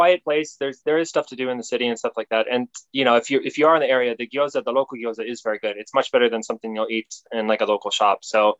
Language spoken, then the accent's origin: English; St. Louis, Missouri, United States; moved away as an adult; also born or lived in Osaka / Utsunomiya / Tokyo / Saitama; now in Japan; I'm originally from the US, St. Louis, Missouri.